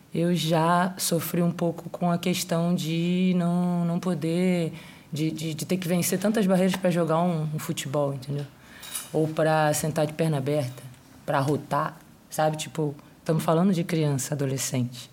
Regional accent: Rio de Janeiro, Brazil; eu sou do Rio de Janeiro

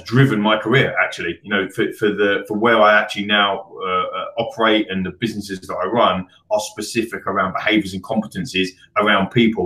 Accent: London, United Kingdom; I grew up in Northwest London, the end of the Central Line

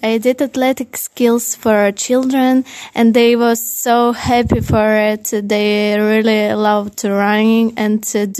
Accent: Ukraine; English is a second language; moved away as an adult; also born or lived in Kyiv; now in Drumshanbo, Ireland; I came from Ukraine.

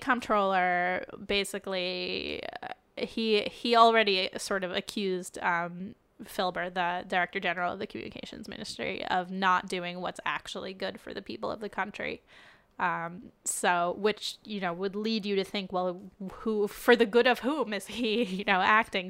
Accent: United States; now in Israel; an American Jew, in addition to being an Israeli Jew

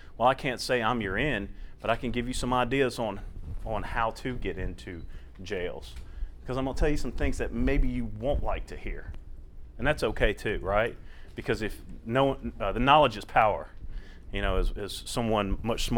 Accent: South Louisiana, United States; moved away as an adult; now in Tennessee, United States; I'm originally from South Louisiana. I was born in Baton Rouge, grew up in between Baton Rouge and New Orleans area

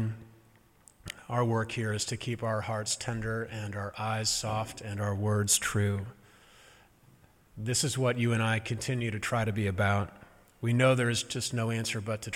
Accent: St. Louis, Missouri, United States; now in Massachusetts, United States; the progressive-conservative divide, means many things in my home state, including how you talk.

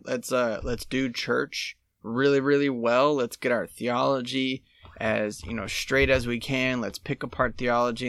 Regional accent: United States; I'm American

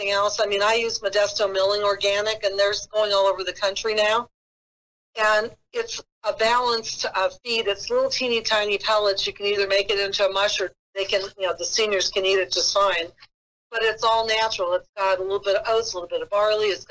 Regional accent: United Kingdom; I'm also British

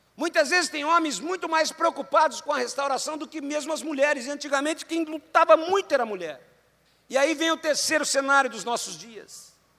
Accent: Londrina, Paraná, Brazil; moved away as an adult; Eu fui criado aqui em Londrina até 17 anos. Né? Depois eu saí, nunca mais voltei para a cidade

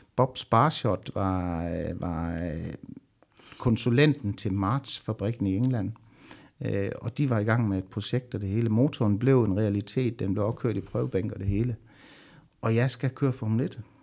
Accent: Southern Jutland, Southern Denmark, Denmark; jeg er sønderjyde

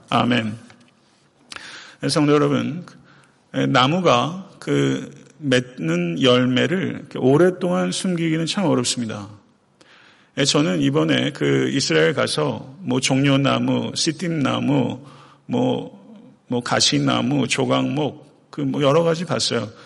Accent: Chungcheong, South Korea; now in Atlanta, United States; 제가 원래 고향이 충청도인데요

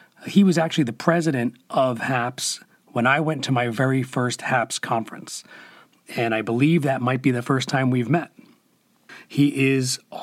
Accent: Northern New Jersey, United States; moved away; I am originally from Northern New Jersey

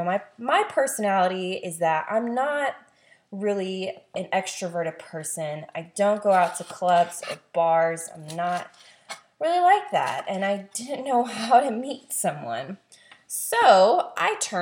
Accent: the South, United States; I was born and raised in the South. I loved growing up in the South

